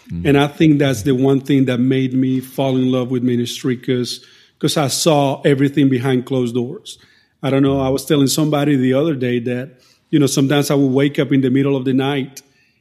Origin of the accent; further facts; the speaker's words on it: Colombia; first language Spanish; English is a second language; moved away as an adult; now in North Carolina, United States; I grew up in South America, in the nation of Colombia, grew up in a Christian home